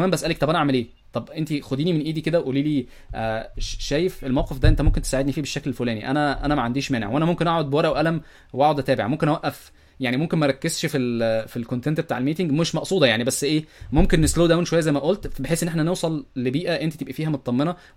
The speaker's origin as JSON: {"language": "Arabic", "country": "Egypt", "said": "حكايه ان انا مصري ومش عارف ايه والكلام ده كله و... والمصريين ما بيعرفوش يعملوا حاجات"}